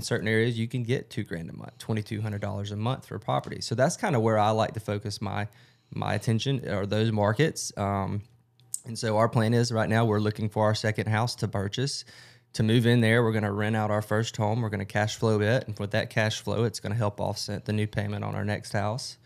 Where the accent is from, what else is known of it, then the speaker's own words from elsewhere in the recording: Rome, Georgia, United States; also born or lived in Athens, Georgia; born and raised in Rome, Georgia